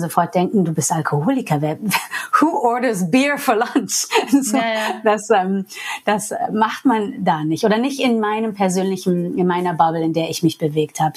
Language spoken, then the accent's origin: German; New York, United States; first language English; German is a second language; moved away as an adult; now in Germany; ich bin Amerikanerin eigentlich. Englisch ist meine Muttersprache. Und in New York, wo ich herkomme